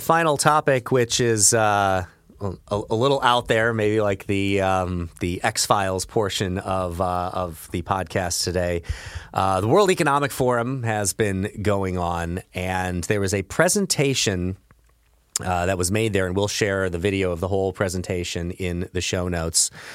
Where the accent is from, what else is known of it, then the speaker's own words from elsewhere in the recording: Belleville, Illinois, United States; I grew up in Belleville, Illinois, which is right across the river from Saint Louis, Missouri